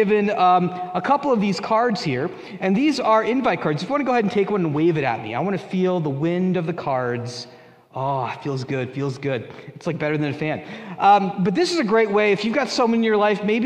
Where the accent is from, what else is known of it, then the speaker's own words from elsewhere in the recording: United States; moved away; I grew up in New York, New Jersey